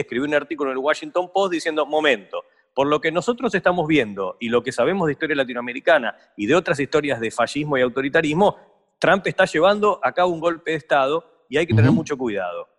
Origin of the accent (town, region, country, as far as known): Argentina; born or raised there